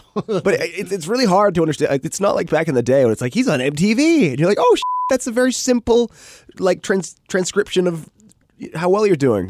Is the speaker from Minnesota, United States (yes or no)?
no; Redmond, Washington, United States; also born or lived in Bellevue; I grew up in Redmond